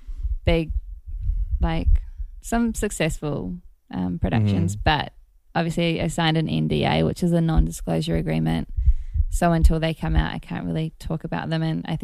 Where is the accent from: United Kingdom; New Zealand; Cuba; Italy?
New Zealand; Gisborne; now in Los Angeles, United States; North Island, East Coast.